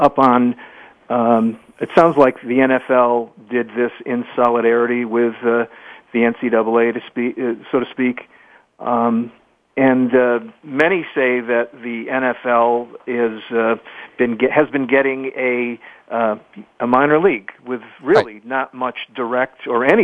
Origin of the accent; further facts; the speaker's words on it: Connecticut, United States; I'm from Connecticut